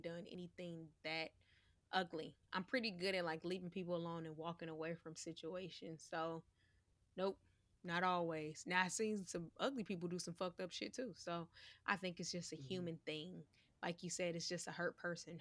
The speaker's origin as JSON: {"language": "English", "region": "New York", "country": "United States", "accent": "New York", "said": "my New York accent"}